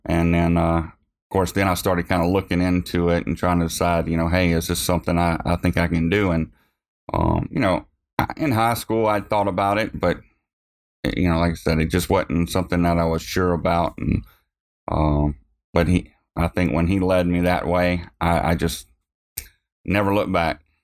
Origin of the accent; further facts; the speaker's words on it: Montpelier, Louisiana, United States; I grew up in Montpelier, is where I was born.